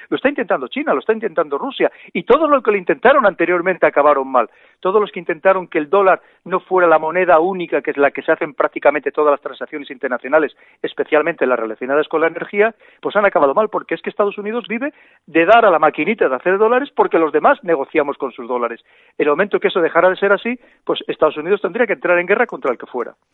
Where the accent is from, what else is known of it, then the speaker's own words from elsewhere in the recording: Spain; como somos los españoles